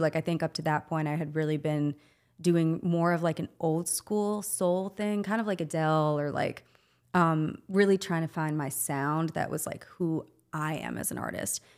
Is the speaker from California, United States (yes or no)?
no; Wauwatosa, Wisconsin, United States; moved away as an adult; also born or lived in New York City; born and raised in Milwaukee, Wauwatosa